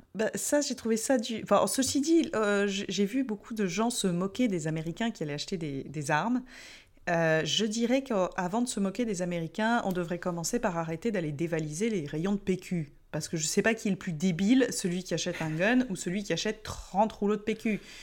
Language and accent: French; France; en tant que Français